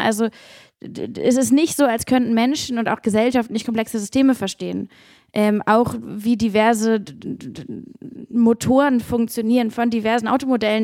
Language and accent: German; Hamburg, Germany; ich bin in der Elbe aufgewachsen in Hamburg und ich bin aufgewachsen an einem Fluss, in dem wir nicht baden durften